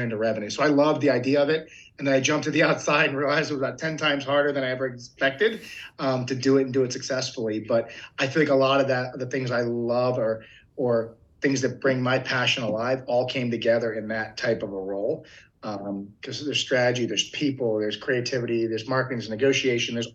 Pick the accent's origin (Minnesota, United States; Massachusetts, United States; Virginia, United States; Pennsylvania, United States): Pennsylvania, United States; Philadelphia; moved away as an adult; also born or lived in Eastern Shore of Maryland / Arkansas; now in Concord, United States; I grew up in Philadelphia, Pennsylvania